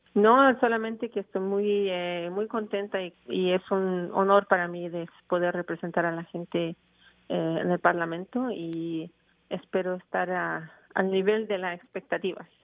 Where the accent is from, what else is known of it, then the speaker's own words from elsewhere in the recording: Chile; now in Montreal, Canada; yo soy chilena